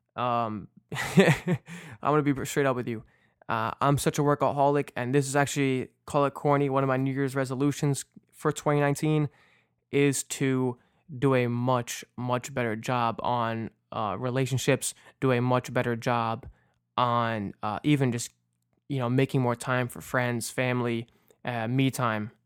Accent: New Jersey, United States; also born or lived in New York; my first, uh, Little League game out here in Jersey, 'cause I was born in New York, and when we moved to Jersey

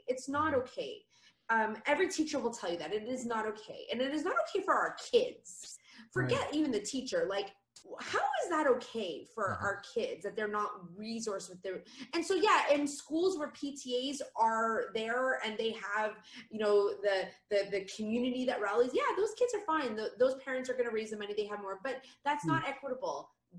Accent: Canada; moved away; I'm Canadian

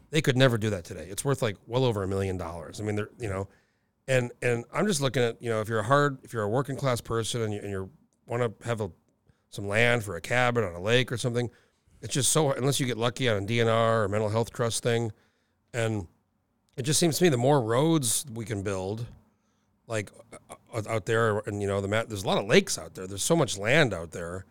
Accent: New Mexico, United States; moved away as an adult; now in Alaska, United States; I grew up in New Mexico and I've been here, you know, almost over nineteen years now

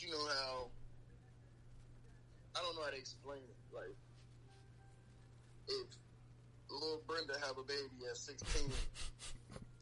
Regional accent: Dayton, Ohio, United States; I'm a nigga from Dayton

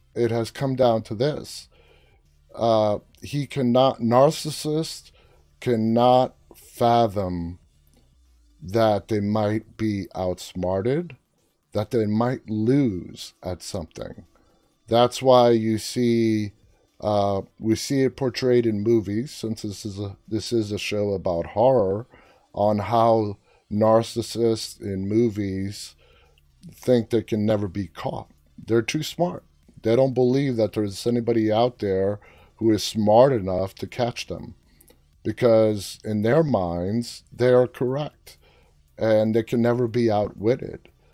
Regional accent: New York City, New York, United States; moved away; also born or lived in Washington, D.C. area; I grew up in New York City

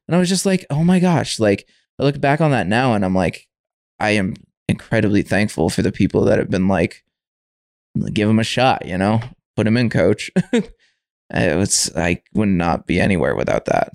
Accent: Windham, United States; moved away as an adult; I grew up in Wyndham, so that's kind of my home base until we moved out here

